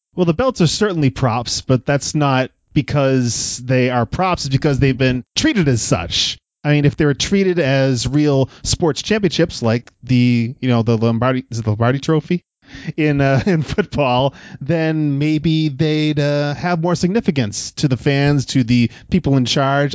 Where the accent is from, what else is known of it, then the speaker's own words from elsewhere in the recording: Northeast, United States; we are guys from the Northeast. We grew up on Hulk Hogan